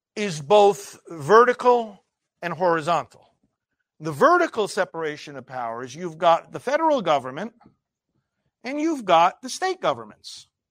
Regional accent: United States; growing up in America

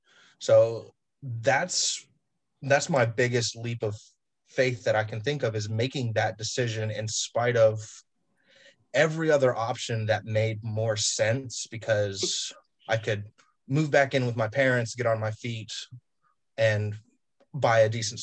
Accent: High Point, North Carolina, United States; also born or lived in Cincinnati / Atlanta; I was born in Ohio in Cincinnati, and I have a Skyline chili flowing through my veins, so that's great. Moved down to High Point, North Carolina, and grew up there a little bit through elementary school, then moved to the south of Atlanta

